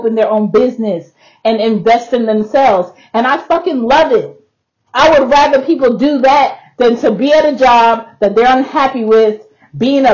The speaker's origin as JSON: {"language": "English", "country": "Jamaica", "moved": "yes", "lives_now": "United States", "said": "I'm Jamaican"}